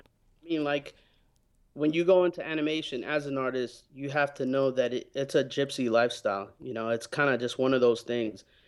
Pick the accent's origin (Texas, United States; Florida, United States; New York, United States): New York, United States; New York City; when I was growing up in New York